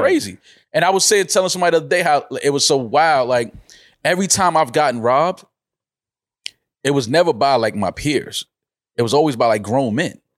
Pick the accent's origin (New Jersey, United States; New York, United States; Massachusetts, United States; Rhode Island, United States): New York, United States; moved away; I'm from New York